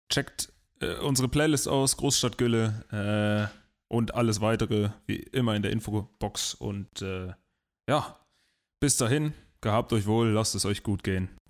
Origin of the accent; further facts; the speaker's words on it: Emden, Lower Saxony, Germany; now in Hamburg, Germany; Ja, in meiner Heimat.